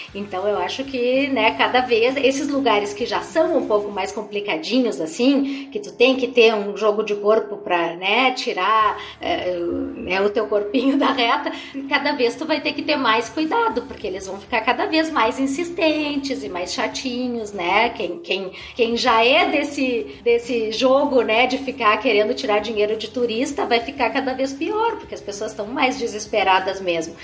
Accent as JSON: {"language": "Portuguese", "country": "Brazil", "said": "eu sou brasileira"}